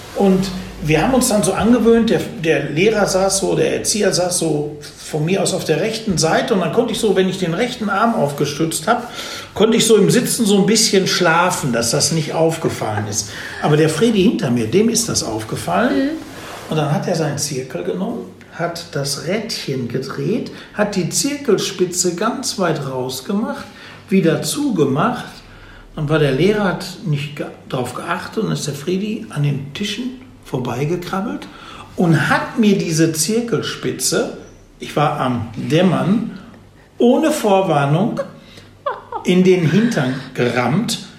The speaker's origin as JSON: {"language": "German", "town": "Dortmund", "region": "North Rhine-Westphalia", "country": "Germany", "tie": "born or raised there", "also_born_or_lived": "Hagen", "said": "ich komme aus Dortmund"}